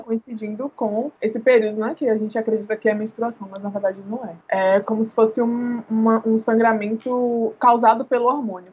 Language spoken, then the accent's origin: Portuguese; Salvador, Bahia, Brazil; nascida e criada em Salvador, aqui em Itapuã